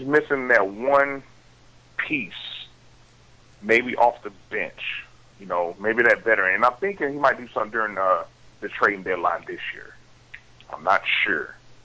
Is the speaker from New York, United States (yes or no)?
yes; New York, United States; my hometown in New York